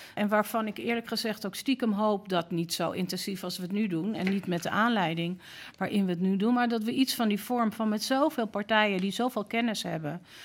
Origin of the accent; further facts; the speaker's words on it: Amsterdam, North Holland, Netherlands; persoonlijk ben ik opgegroeid in Amsterdam-West